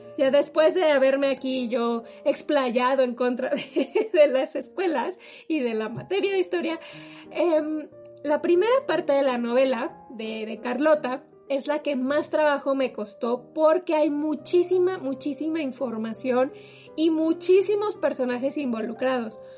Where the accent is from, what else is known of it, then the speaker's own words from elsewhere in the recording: Mexico; como mexicanos luego se nos olvida